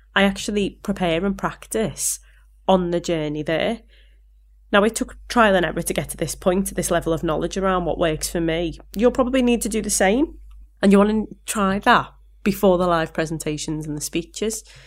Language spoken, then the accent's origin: English; Liverpool, North West England, United Kingdom; accent: Scouse; my Scouse accent